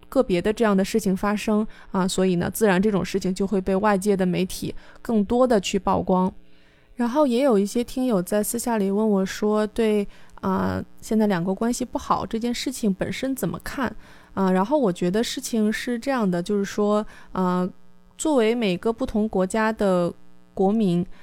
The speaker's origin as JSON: {"language": "Chinese", "country": "China", "said": "我都已经递上了我的中国护照"}